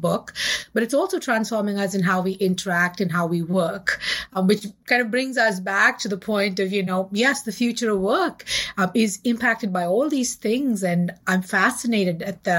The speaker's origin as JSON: {"language": "English", "country": "India", "tie": "born or raised there", "said": "I grew up in India in the 70s and the 80s"}